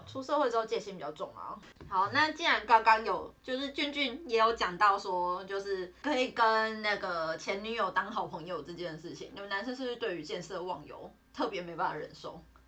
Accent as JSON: {"language": "Chinese", "region": "Nantou County", "country": "Taiwan", "tie": "born or raised there", "moved": "yes", "said": "然后他们家跟我们家刚好都在南投那里"}